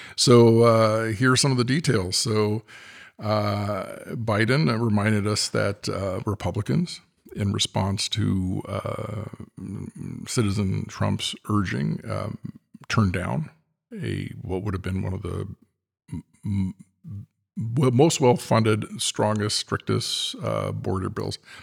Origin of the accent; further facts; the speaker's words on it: California, United States; as a Californian